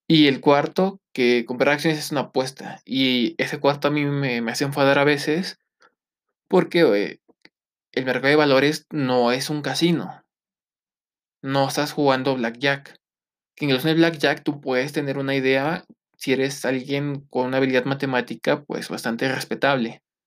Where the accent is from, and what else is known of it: Mexico